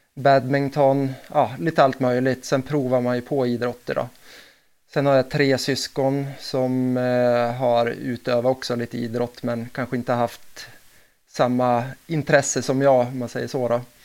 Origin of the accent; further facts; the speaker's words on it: Delsbo, Gävleborg County, Sweden; jag är uppväxt i Delsbo och Hälsingland